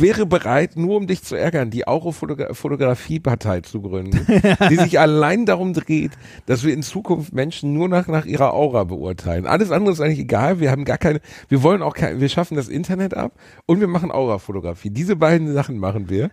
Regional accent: Germany; bei uns in Deutschland

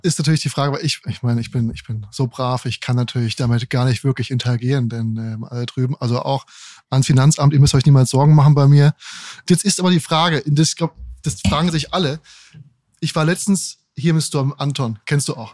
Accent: Frankfurt, Hesse, Germany; also born or lived in Darmstadt; ich bin aus Darmstadt und hab, in Frankfurt bin ich auch ja. aufgewachsen.

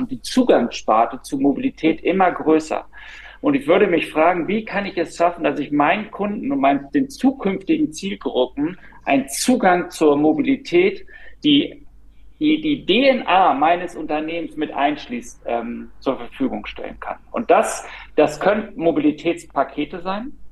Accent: Berlin, Germany; als, als Berliner, als Deutscher

